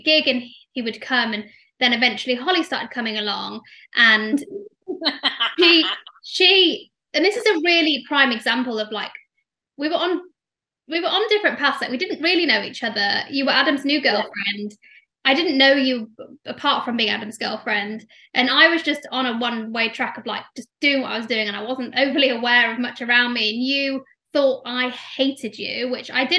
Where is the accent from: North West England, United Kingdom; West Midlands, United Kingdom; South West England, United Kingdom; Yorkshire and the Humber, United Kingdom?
Yorkshire and the Humber, United Kingdom; Leeds; moved away; also born or lived in London; I'm not from London originally. I'm from Leeds. So when I moved to London